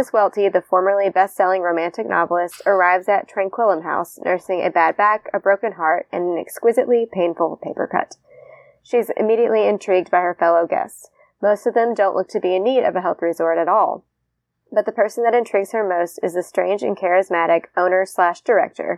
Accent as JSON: {"language": "English", "region": "Indiana", "country": "United States", "moved": "yes", "said": "I'm also a Midwesterner. I'm from Indiana originally. Don't live there anymore"}